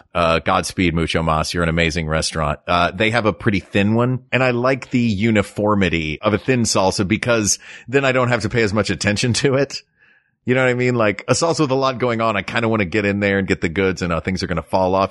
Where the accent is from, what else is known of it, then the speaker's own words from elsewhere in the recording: United States; we're American